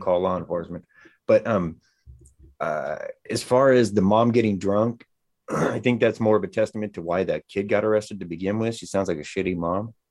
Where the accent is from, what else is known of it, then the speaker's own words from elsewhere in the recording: Bay Area, California, United States; now in Sacramento, United States; I'm a little bit outside of Sacramento. I'm originally from the Bay Area.